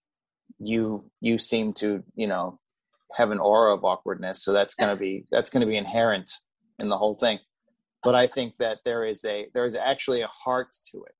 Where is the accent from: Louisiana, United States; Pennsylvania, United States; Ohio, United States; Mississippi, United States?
Pennsylvania, United States; I grew up in Pennsylvania, so I'm from about an hour away from there or less